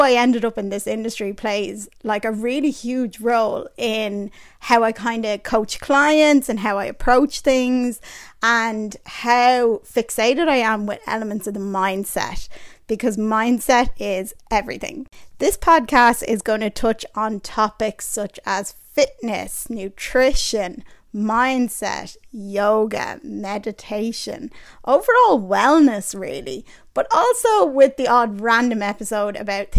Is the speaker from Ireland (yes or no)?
yes; Ireland; I was born and raised in Ireland